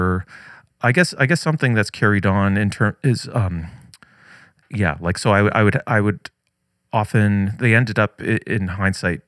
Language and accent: English; Newmarket, Ontario, Canada; now in Toronto, Canada; my hometown of Newmarket, Ontario, at the end of the 404 there